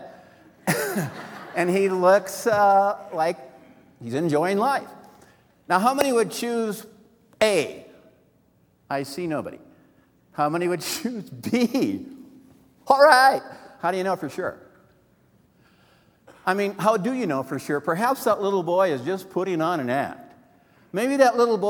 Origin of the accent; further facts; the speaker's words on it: Wisconsin, United States; I'm from Wisconsin